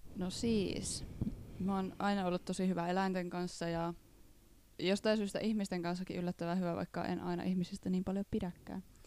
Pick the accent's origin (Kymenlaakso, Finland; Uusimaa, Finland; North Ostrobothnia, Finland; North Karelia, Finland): North Ostrobothnia, Finland; Reisjärvi; now in Jyväskylä, Finland; Mä oon alun perin Reisjärveltä ihan järkyttävän pienestä kylästä Pohjois-Pohjanmaan eteläisimmästä kunnasta.